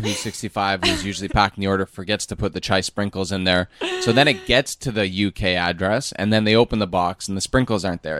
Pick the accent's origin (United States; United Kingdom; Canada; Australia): Canada; moved away as an adult; we grew up in Canada.